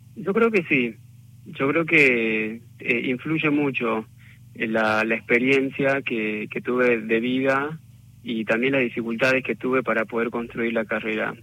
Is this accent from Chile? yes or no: no; General Güemes, Salta, Argentina; moved away as an adult; also born or lived in Buenos Aires; soy huemense de, la provincia de Salta y me recibí de arquitecto en Buenos Aires